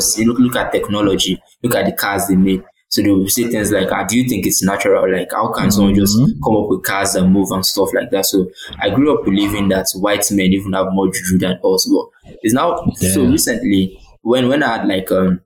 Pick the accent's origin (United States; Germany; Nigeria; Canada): Nigeria; Ilesha, Osun; I was born and bred in Ilesha Osun State